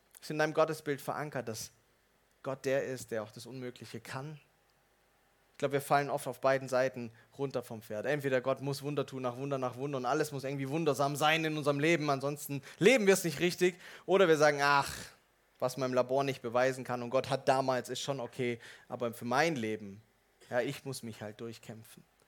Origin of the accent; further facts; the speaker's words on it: Swabia, Germany; Als Schwabe würde ich fragen